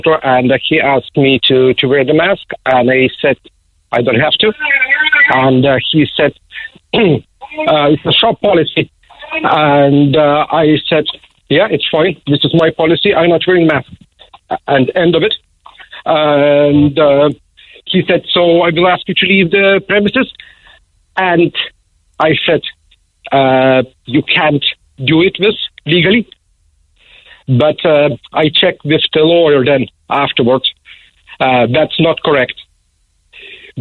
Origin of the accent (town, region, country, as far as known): Lithuania; moved away as an adult; now in Ireland